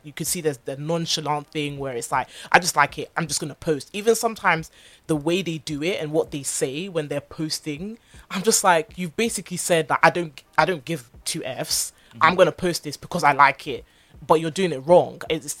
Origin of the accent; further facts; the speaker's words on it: Nigeria; So, of course, I'm Nigerian and I'm doing a street style from SA.